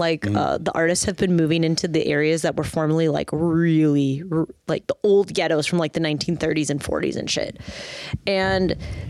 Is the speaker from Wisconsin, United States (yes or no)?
yes; Waukesha, Wisconsin, United States; moved away; also born or lived in Minnesota; I grew up in a suburb of Milwaukee that was extremely conservative, like pure red. It's called Waukesha.